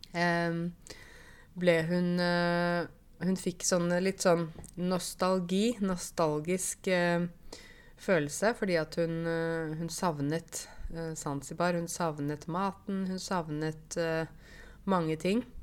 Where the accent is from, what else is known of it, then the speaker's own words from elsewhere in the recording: Åmot, Buskerud, Norway; accent: Modum dialect; Jeg vokste jo opp i Åmot i Modum kommune